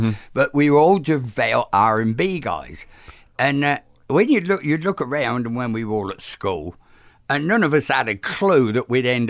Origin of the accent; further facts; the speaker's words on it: Cambridgeshire, East of England, United Kingdom; Out in the countryside in Cambridgeshire.